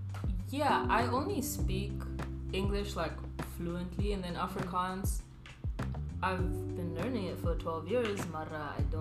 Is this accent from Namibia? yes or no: yes; Namibia; moved away as an adult; also born or lived in South Africa / Hong Kong; now in Atlanta, United States; I'm from Namibia. I have lived in Namibia. Okay. Technically, I've lived there my whole life. Mara, I've been in South Africa for 5 years. Hong Kong for a year, and then now I'm in Atlanta living here.